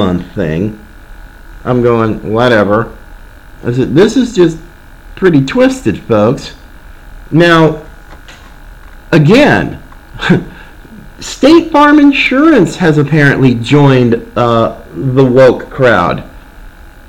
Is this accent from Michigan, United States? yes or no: no; Oregon, United States; moved away; I grew up in Oregon